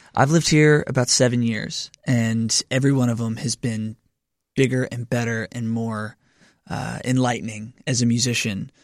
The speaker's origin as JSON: {"language": "English", "town": "Lebanon", "region": "Kentucky", "country": "United States", "moved": "yes", "lives_now": "Nashville, United States", "said": "I'm from Kentucky originally"}